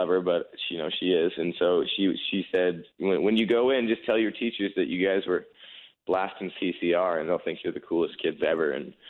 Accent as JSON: {"language": "English", "region": "California", "country": "United States", "said": "Like, where are you from? I'm from California. Like, oh, really? I didn't know that. There's country music out there"}